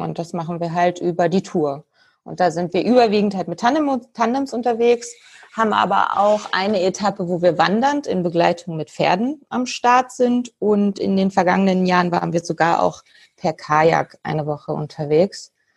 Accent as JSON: {"language": "German", "region": "Berlin", "country": "Germany", "said": "Ich komme aus Berlin oder spreche jetzt auch gerade aus Berlin"}